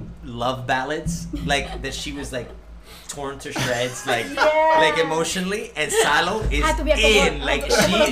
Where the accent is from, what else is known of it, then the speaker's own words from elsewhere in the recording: Miami, Florida, United States; growing up in Miami